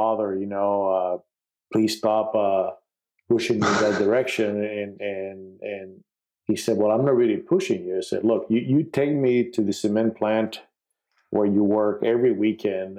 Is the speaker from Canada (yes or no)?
no; Puerto Rico; I was born in Puerto Rico, which is part of the United States